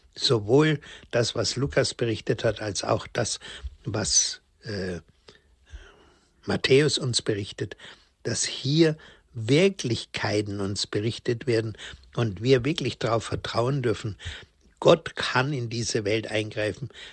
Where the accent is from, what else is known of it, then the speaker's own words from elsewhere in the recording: Bavaria, Germany; bei uns in Bayern